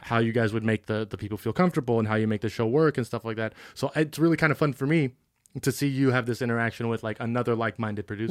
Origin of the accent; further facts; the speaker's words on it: Benicia, California, United States; from a small town like Benicia